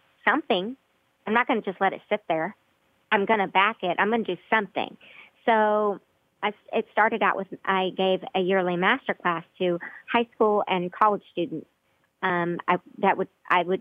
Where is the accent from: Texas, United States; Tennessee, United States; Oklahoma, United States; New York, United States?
Oklahoma, United States; Broken Arrow; my hometown of Broken Arrow